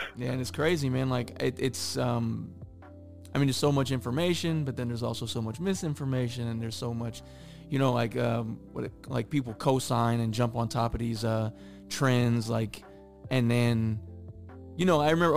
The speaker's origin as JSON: {"language": "English", "region": "Midwest", "country": "United States", "said": "I'm from the Midwest"}